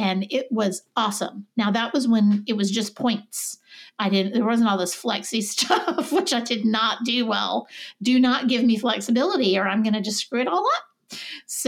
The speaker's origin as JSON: {"language": "English", "region": "the South", "country": "United States", "said": "I'm a Southerner."}